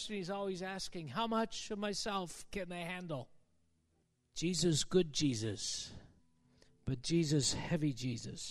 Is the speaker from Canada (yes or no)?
yes; Canada; as a Canadian